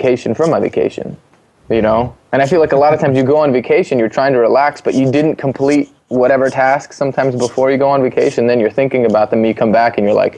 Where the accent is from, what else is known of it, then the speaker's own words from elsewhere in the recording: East Coast, United States; being born and raised in the East Coast, very like blue-collar society